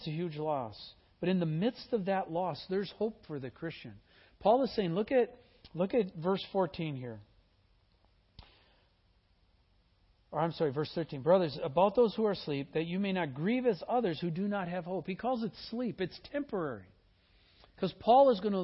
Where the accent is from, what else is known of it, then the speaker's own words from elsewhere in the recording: Midwest, United States; I was born in the Midwest